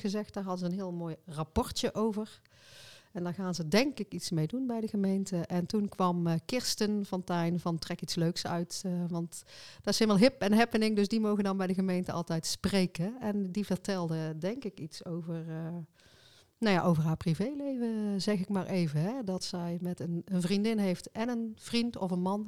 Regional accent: North Brabant, Netherlands

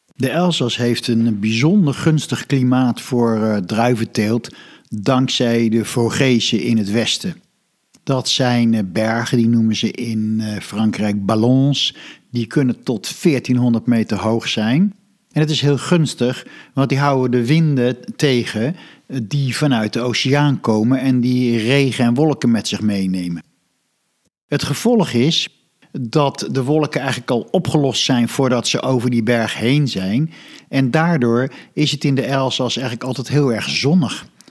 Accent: Netherlands

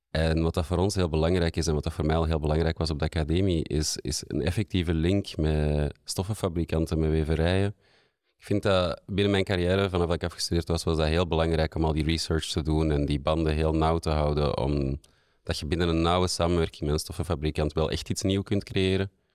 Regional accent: Antwerp, Flanders, Belgium; de laatste 15 jaar in Antwerpen gewoond en gewerkt. Ik ben hier ook geboren

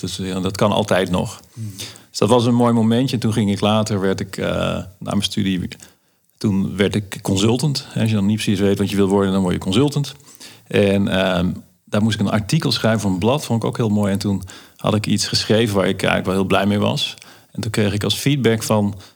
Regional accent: Limburg, Netherlands; de dorpskapsalon in uh, waar ik vandaan kom in Limburg

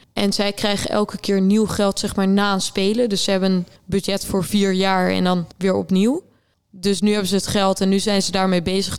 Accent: Rotterdam, South Holland, Netherlands; ik kom uit Rotterdam

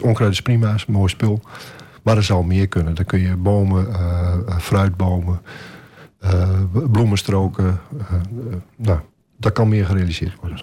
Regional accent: Groningen, Netherlands; now in Almelo, Netherlands; Ik ben geboren in Groningen eh, op een boerderij

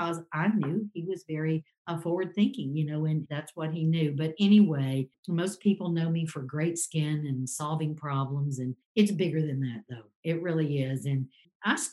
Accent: Cobb County, Georgia, United States; I grew up in Cobb County. I'm a Georgia native.

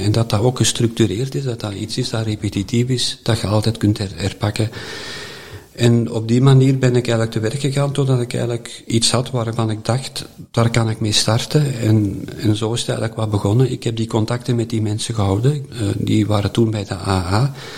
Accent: Herentals, Flanders, Belgium; ik ben geboren in Erentals, eh, daar twaalf jaar in het college gezeten

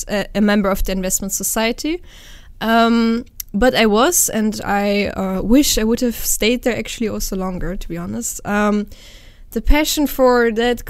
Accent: Netherlands; I'm half German, half Romanian. I grew up in the Netherlands though

